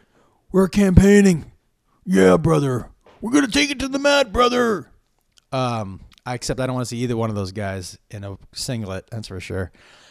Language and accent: English; Massachusetts, United States; which makes it sound like I'm from the South, but I'm not. I'm from Massachusetts. Now, I am from a part of Massachusetts where nobody has an accent.